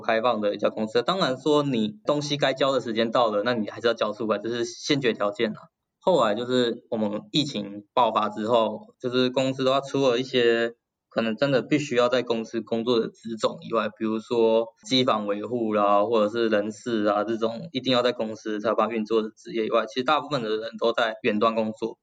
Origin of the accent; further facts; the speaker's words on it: Taiwan; moved away as an adult; now in Japan; 我是台湾人嘛